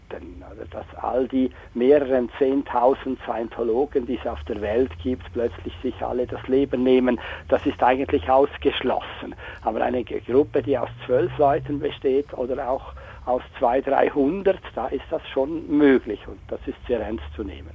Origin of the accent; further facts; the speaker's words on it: Chur, Graubünden, Switzerland; moved away; Ich bin ursprünglich in Chur aufgewachsen